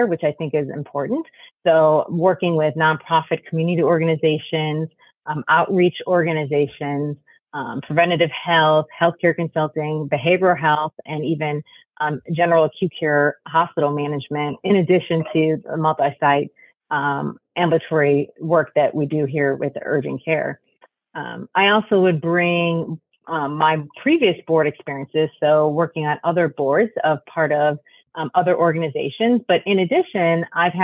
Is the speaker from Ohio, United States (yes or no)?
no; Chicago, Illinois, United States; now in Dallas, United States; I'm originally from Chicago